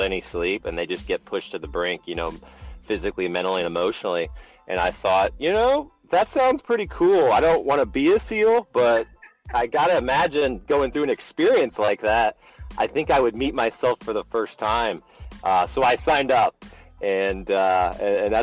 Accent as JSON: {"language": "English", "region": "Indiana", "country": "United States", "tie": "born or raised there", "said": "I'm from Indiana, born and raised"}